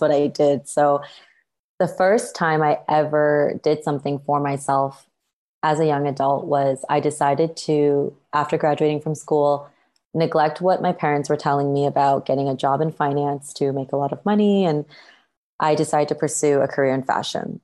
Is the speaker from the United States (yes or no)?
no; Canada; moved away as an adult; also born or lived in Toronto; now in Bali, Indonesia; I was born and raised in Canada, which is where I grew up.